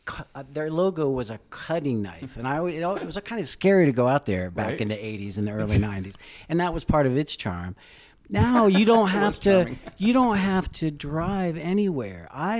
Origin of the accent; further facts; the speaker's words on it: Dayton, Ohio, United States; now in Pittsburgh, United States; I came from Dayton, Ohio, and people felt sorry for me coming to Pittsburgh.